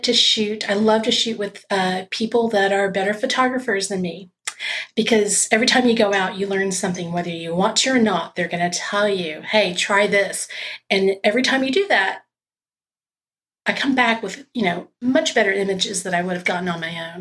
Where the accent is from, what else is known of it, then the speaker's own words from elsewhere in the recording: South Texas, United States; now in Austin, United States; I grew up in South Texas